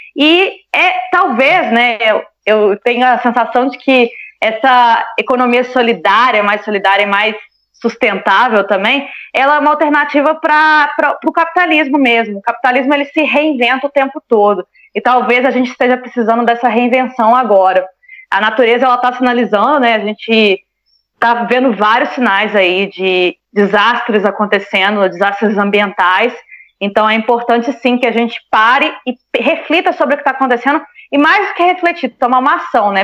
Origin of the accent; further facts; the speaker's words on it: Juiz de Fora, Minas Gerais, Brazil; moved away as an adult; lá no meu bairro, em Juiz de Fora